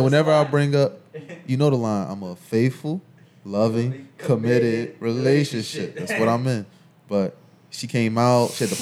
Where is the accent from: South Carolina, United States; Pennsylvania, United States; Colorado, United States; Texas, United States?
Pennsylvania, United States; Philadelphia; I'm from Philly